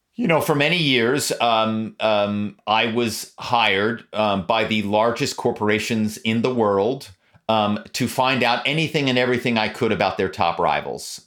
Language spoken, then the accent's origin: English; Philadelphia, Pennsylvania, United States; now in Malibu, United States; my hometown is Philadelphia. Growing up in Philadelphia